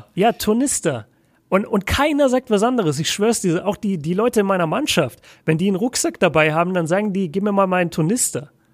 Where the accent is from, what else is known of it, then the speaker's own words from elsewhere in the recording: Nuremberg, Bavaria, Germany; moved away as an adult; also born or lived in Ruhr area; now in Bochum, Germany; bei uns in Nürnberg sagt halt jeder: Ich hole mir jetzt einen Leberkäse-Weckler